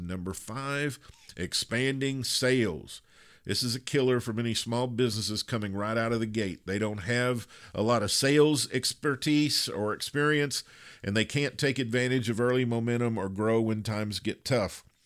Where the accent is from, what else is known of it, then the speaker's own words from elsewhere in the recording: Kentucky, United States; I grew up in Kentucky where there are a lot of natural bridges and a lot of water